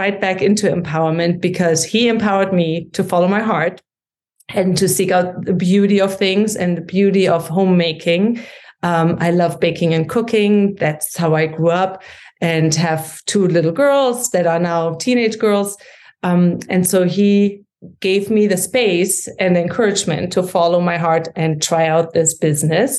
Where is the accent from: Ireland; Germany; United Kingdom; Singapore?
Germany; accent: German; English is a second language; moved away as an adult; also born or lived in St. Louis, Missouri; now in United States; you can hear from my accent that I grew up in Germany and came to the States